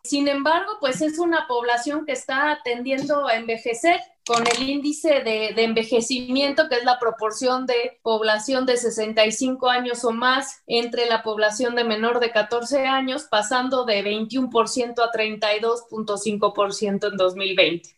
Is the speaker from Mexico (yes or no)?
yes; Mexico; cómo somos los mexicanos